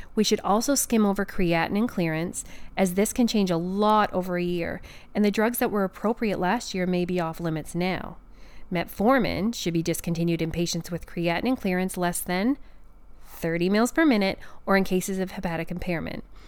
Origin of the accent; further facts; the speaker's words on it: Canada; I'm a Canadian pharmacist